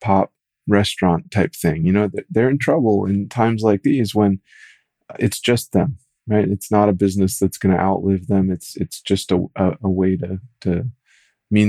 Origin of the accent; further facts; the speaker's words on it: rural Minnesota, United States; in rural Minnesota where I was